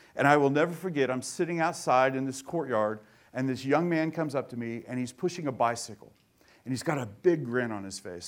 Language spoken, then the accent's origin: English; Tulsa, Oklahoma, United States; I grew up in Tulsa